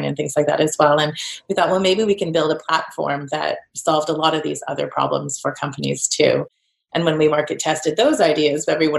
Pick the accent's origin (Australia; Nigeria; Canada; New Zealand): Canada; moved away; also born or lived in Edinburgh; So I'm Canadian